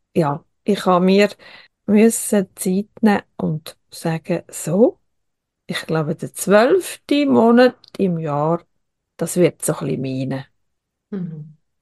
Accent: Switzerland; bei uns in der Schweiz

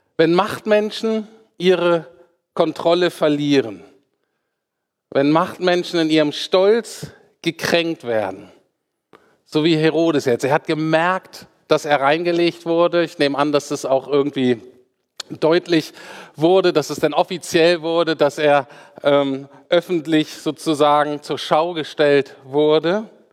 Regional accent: Germany; für uns Deutsche

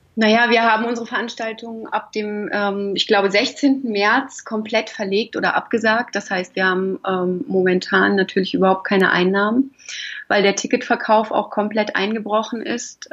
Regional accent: Hamburg, Germany; moved away as an adult; also born or lived in Lich, Hesse; now in Fulda, Germany; Geboren bin ich in Lich in Hessen, ähm, aber aufgewachsen äh, am Hamburger Stadtrand. Also bin ich eher ein Nordlicht, würde ich sagen

